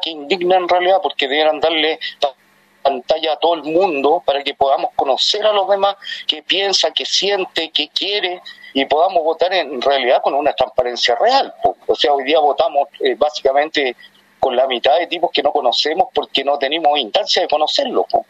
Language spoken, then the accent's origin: Spanish; Santiago, Santiago Metropolitan, Chile; soy de Cerro Navia